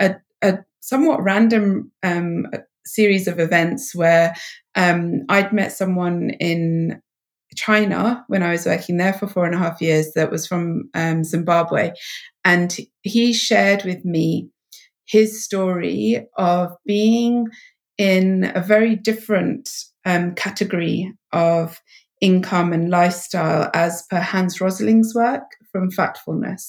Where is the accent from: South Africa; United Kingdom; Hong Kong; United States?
United Kingdom; England; my home country of England